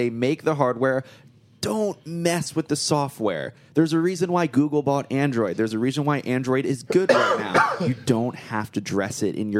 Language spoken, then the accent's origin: English; Freehold, New Jersey, United States; moved away; the Freehold Mall in my hometown.